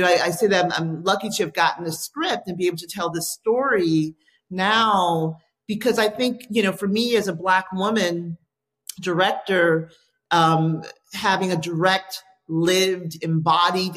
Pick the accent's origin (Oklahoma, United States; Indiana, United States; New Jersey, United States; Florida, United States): Florida, United States; Miami; moved away as an adult; now in Los Angeles, United States; I grew up in Miami, Florida.